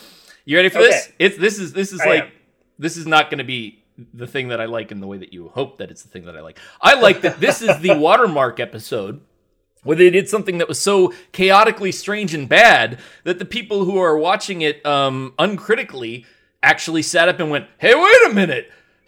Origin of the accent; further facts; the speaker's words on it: Canada; Well, hey, now, man, listen here, man. I'm a Canadian.